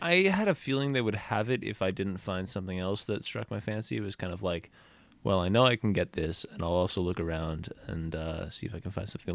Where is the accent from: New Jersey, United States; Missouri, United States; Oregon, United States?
Oregon, United States; Portland; moved away as an adult; also born or lived in Southern California; I'm from Portland